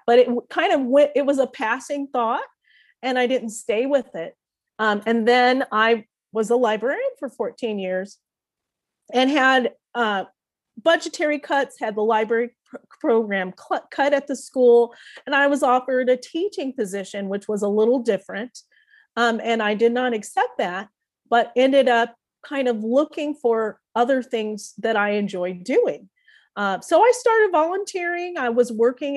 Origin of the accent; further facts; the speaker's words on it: Springfield, United States; first language English; also born or lived in London; now in Denver, United States; that small town that I grew up in Springfield